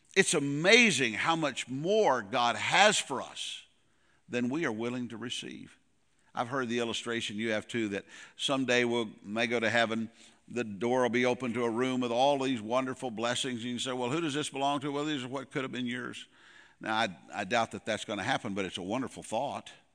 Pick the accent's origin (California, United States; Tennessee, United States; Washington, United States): Tennessee, United States; Goodlettsville; moved away as an adult; also born or lived in Casselberry, Florida; we're originally from Nashville, uh, Goodlettsville